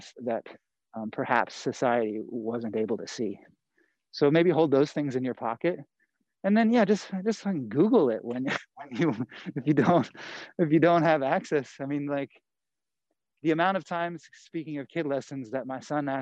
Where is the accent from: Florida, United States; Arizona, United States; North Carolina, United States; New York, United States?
North Carolina, United States; moved away as an adult; now in Los Angeles, United States; I grew up in the South